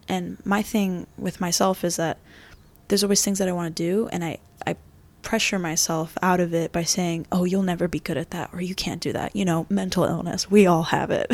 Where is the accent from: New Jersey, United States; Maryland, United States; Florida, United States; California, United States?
Florida, United States; also born or lived in New York; was born in New York, raised in Florida